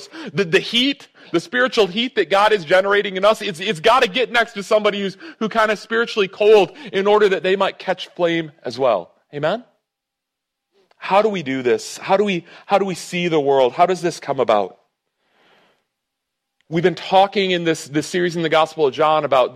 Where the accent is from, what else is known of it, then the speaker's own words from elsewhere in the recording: United States; I'm American